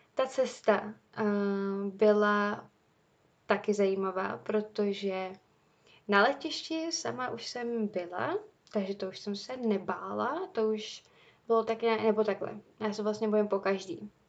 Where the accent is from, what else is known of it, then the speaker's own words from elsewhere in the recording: Czechia; já jsem zvyklá tady z Čech